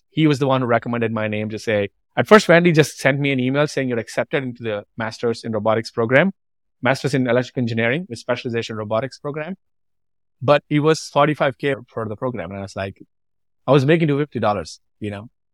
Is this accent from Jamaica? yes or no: no; Andhra Pradesh, India; moved away as an adult; also born or lived in Nashville, Tennessee; now in United States; I grew up in a tiny village, in an obscure village called Bomoro